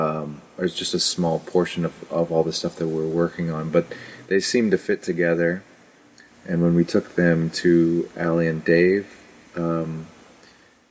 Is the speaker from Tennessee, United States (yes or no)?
yes; Chattanooga, Tennessee, United States; We're from Chattanooga, Tennessee